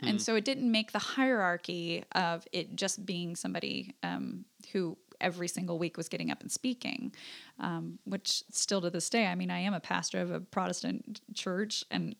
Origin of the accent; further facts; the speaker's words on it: Alaska, United States; moved away; I was in Alaska. I'm from Alaska originally.